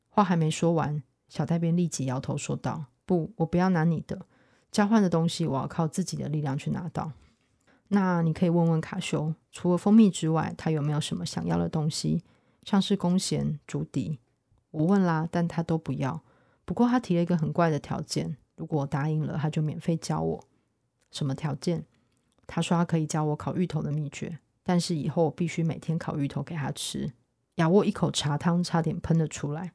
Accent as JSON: {"language": "Chinese", "country": "Taiwan", "said": "作为台湾人"}